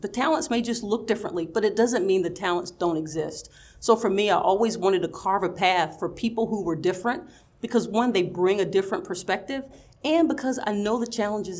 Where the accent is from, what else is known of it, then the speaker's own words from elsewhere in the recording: the South, United States; growing up in the South, you know, where we're taught to be very sweet and very kind and very accommodating